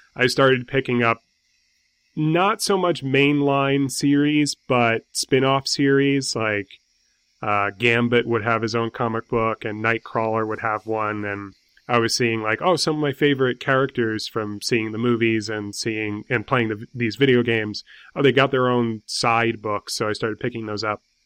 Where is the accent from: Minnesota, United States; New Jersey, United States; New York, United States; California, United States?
New York, United States; New York City; I'm from New York City.